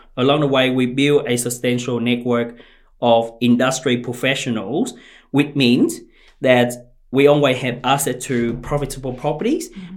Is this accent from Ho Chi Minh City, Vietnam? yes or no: yes; Ho Chi Minh City, Vietnam; moved away as an adult; now in Australia; I grew up in Chinatown in Ho Chi Minh City of Vietnam